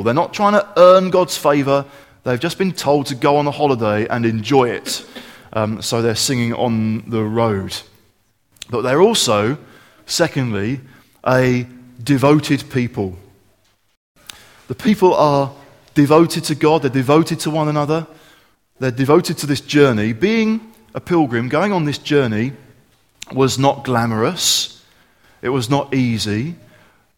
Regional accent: Kent, South East England, United Kingdom; growing up in Kent

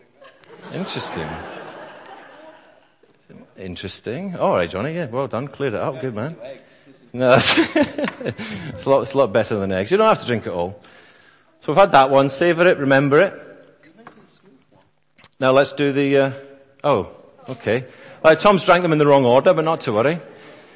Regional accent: Scotland, United Kingdom; I am also Scottish

